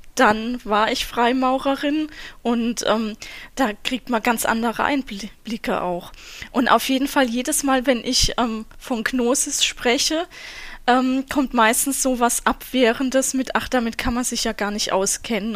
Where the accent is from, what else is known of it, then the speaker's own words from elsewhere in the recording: Southern Germany, Germany; Ich komme ja auch aus Süddeutschland